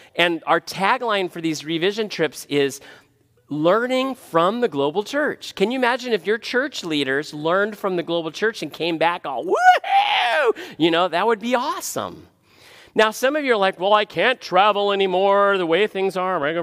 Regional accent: United States; as an American

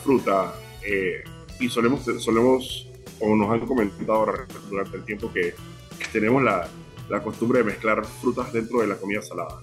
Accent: Panama; acá en Panamá somos bien unidos

